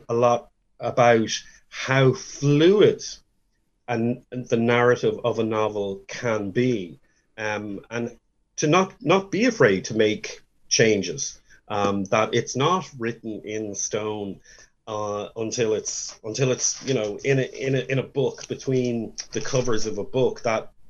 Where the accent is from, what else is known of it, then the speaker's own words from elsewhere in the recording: Dublin, Leinster, Ireland; moved away; also born or lived in Florida; the one that I grew up in Dublin.